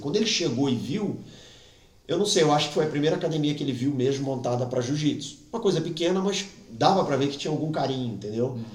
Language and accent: Portuguese; Brazil; moved away as an adult; now in Portugal; eu sou brasileiro